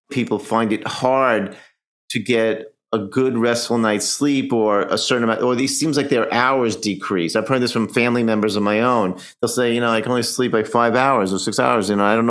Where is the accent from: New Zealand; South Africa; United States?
United States; New York; I'm a New Yorker.